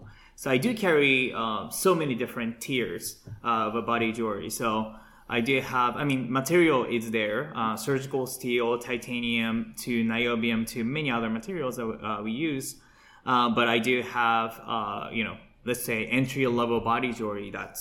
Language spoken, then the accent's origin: English; Japan; moved away; I was born and raised in Japan, it's part of my culture